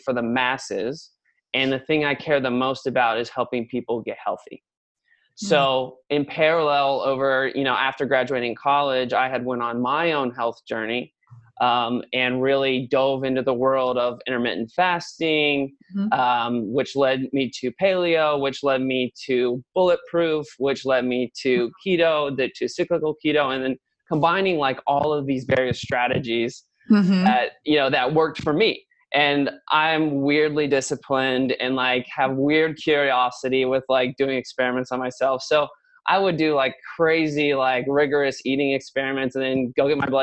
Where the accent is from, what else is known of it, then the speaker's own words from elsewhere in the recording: New Richmond, Ohio, United States; we grew up like in a log home subdivision overlooking the river. a little place called New Richmond, which is like just outside of the city